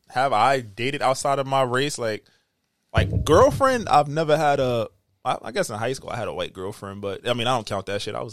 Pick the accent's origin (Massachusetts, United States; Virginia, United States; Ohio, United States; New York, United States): New York, United States; Southside; I'm from Southside